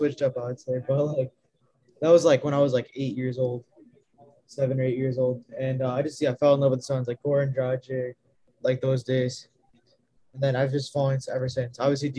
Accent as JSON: {"language": "English", "town": "Chicago", "region": "Illinois", "country": "United States", "tie": "born or raised there", "said": "I was growing up in Chicago"}